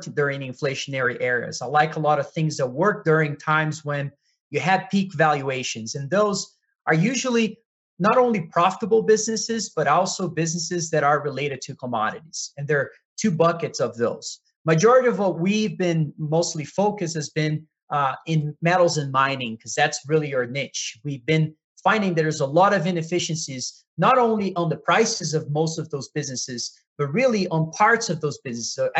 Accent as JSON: {"language": "English", "country": "Brazil", "said": "I'm from Brazil"}